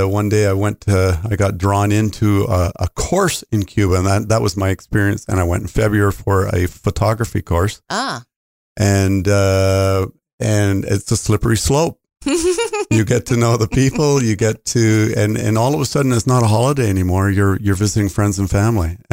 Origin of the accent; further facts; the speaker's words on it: Canada; as a Canadian